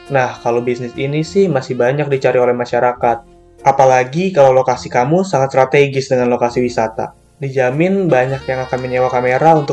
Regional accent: Bandung, West Java, Indonesia; Aku jadi bingung padahal aku orang Bandung bukan orang Jakarta.

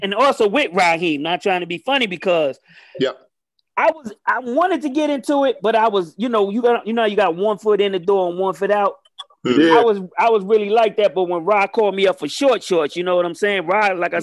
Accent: New York City, New York, United States; moved away; I'm from the Bronx River Projects in the Bronx, New York.

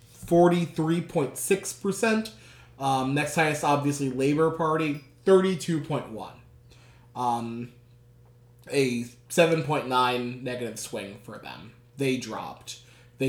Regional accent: United States; We are from America

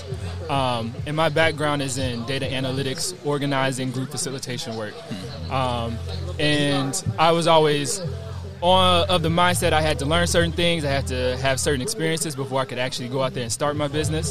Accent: Pontotoc, Mississippi, United States; moved away; I'm from Pontotoc

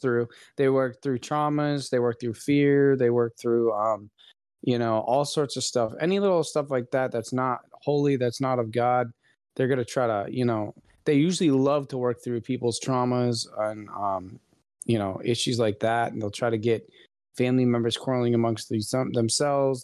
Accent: Florida, United States; we are both from Florida.

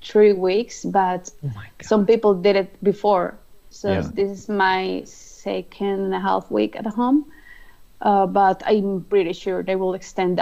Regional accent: Colombia

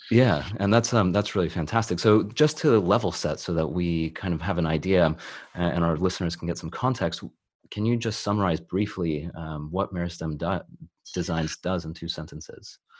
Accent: California, United States; now in London, United Kingdom; I'm originally from California

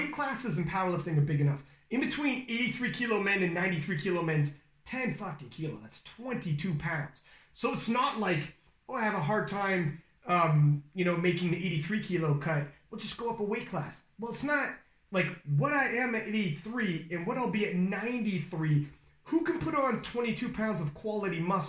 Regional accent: Canada; I'm Canadian

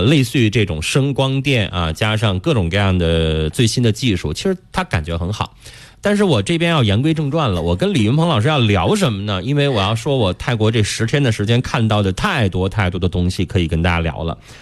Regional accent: China; 我们中国人

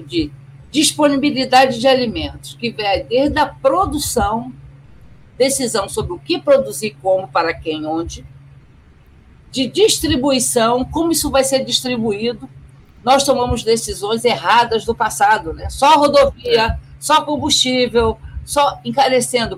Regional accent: Rio de Janeiro, Brazil; sou nascida e criada no Rio de Janeiro

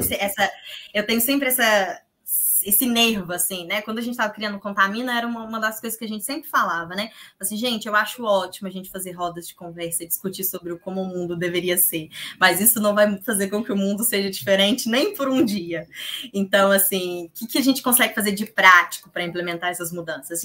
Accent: Minas Gerais, Brazil; Eu sou de Minas

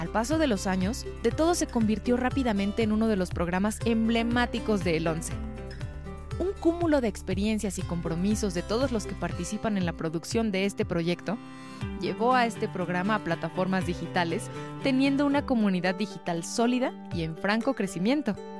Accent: Mexico

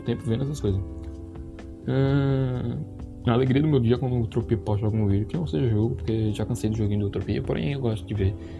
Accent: Pernambuco, Brazil; Eu sou nordestino, tal, pá, pernambucano

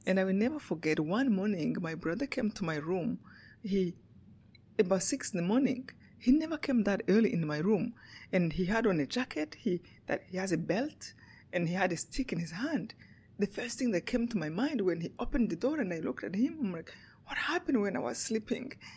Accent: Rwanda; moved away; Yeah, I was born in Rwanda. In um, Rwanda is a small country in Africa, right in the middle of Africa.

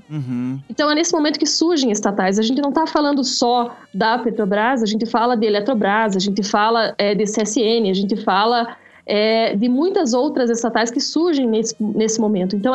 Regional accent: Brazil; Não, porque nós somos brasileiros, nós devemos ter.

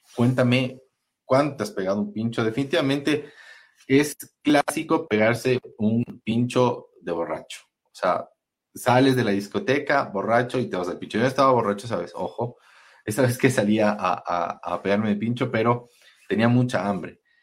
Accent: Quito, Pichincha, Ecuador; como quiteños y como gente de la sierra

